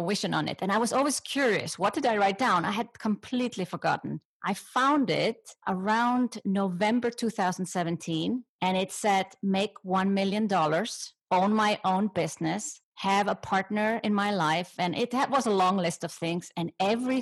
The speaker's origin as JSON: {"language": "English", "country": "Iceland", "said": "I come from Iceland."}